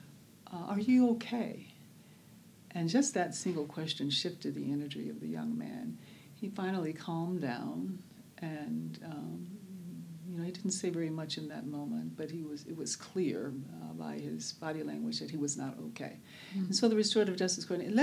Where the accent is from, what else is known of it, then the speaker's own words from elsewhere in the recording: Birmingham, Alabama, United States; now in Oakland, United States; I was born in Birmingham, Alabama, which we there knew as Bombingham, Alabama